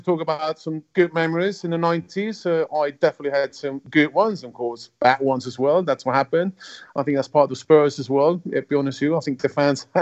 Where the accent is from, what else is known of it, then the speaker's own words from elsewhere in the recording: Switzerland; first language German; English is a second language; grew up in Switzerland was an environment with already German was my first language to start with.